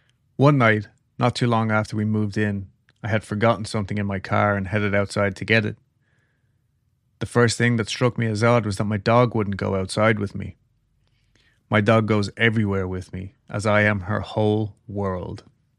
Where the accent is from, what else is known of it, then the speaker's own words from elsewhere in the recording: Oregon, United States; also born or lived in Las Vegas, Nevada; Me, growing up in Oregon, loved the rain. And for the past 10 years, we lived in Vegas